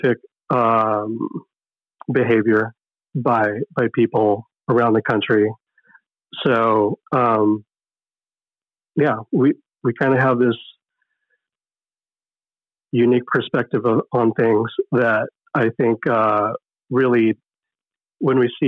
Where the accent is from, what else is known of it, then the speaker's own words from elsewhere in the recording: Oxnard, California, United States; also born or lived in Camarillo; I was born in Camarillo, grew up in Oxnard